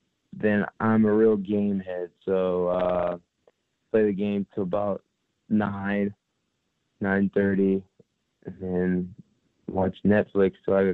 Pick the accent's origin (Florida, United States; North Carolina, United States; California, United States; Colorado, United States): Florida, United States; St. Petersburg; I'm from St. Petersburg, Florida.